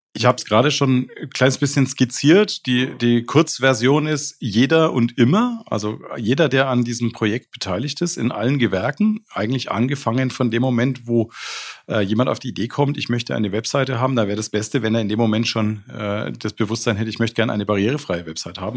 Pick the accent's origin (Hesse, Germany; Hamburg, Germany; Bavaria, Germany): Bavaria, Germany; Nuremberg; bin in Nürnberg geboren